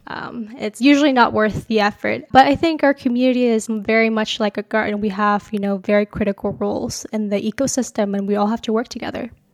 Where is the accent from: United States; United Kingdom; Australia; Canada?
Canada; Calgary, Alberta; moved away as an adult; now in Waterloo, Canada; I grew up in Calgary